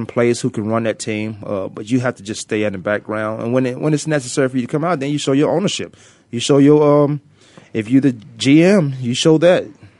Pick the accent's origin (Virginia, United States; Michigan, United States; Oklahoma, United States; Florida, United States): Virginia, United States; I'm growing up in Virginia